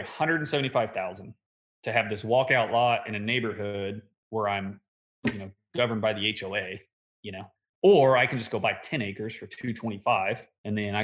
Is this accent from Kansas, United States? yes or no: yes; De Soto, Kansas, United States; I actually live in DeSoto, Kansas. I'm 15 minutes from Lawrence, 15 minutes from Overland Park, 15 minutes from Olathe, 15 minutes from Shawnee. So there's a lot of workforce around us. Our hometown, there's nothing around here